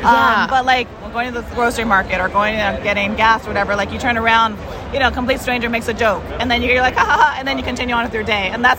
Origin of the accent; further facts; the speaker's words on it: Los Angeles, California, United States; I was born and raised in East LA. I'm actually third generation Chicana.